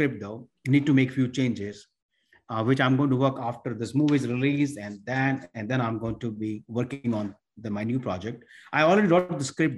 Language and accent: English; Mumbai, Maharashtra, India; moved away; I was born and raised in India, which is the part is called Mumbai, which is used to call Bombay before